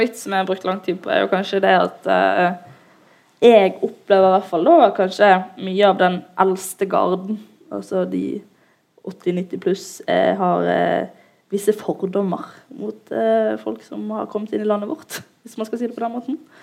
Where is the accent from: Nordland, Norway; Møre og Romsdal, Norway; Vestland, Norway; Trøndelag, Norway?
Vestland, Norway; Bergen; jeg er en jente fra Loddefjord